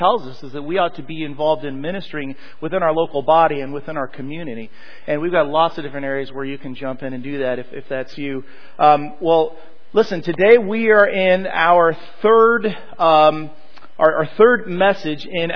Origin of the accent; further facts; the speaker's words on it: Colorado, United States; also born or lived in Southern California; Born in California, around 6 years old, my dad got a job in the Rocky Mountains of Colorado, and so we moved there.